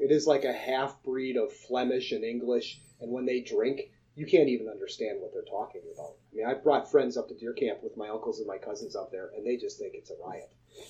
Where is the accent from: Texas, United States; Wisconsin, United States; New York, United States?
Wisconsin, United States; accent: Wisconsin; I have a very scony accent, and I don't realize it